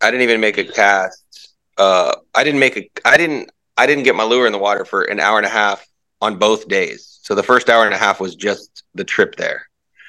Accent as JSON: {"language": "English", "town": "Orlando", "region": "Florida", "country": "United States", "tie": "born or raised there", "said": "I was born in Florida. I was born at Florida Hospital in Orlando Winter Park."}